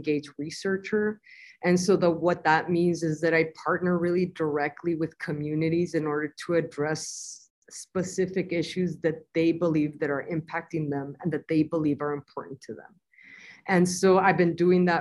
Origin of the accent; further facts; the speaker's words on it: Nogales, Sonora, Mexico; originally I was born in Nogales, Sonora, Mexico, and I was raised in Ambos Nogales, or the sister cities of Nogales.